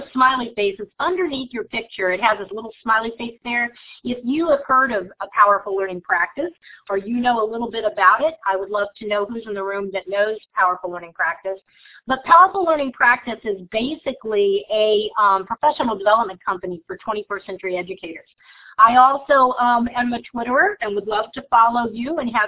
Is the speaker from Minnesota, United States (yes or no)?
no; Virginia Beach, Virginia, United States; from Virginia Beach